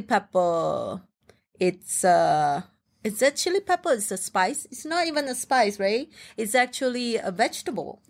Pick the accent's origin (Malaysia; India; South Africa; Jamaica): Malaysia; English is a second language; moved away; as a Malaysian, Chinese